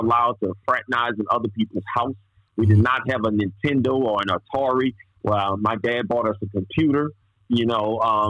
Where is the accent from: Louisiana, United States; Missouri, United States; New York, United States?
Louisiana, United States; New Orleans area; I was born in New Orleans on a street called Feliciana Street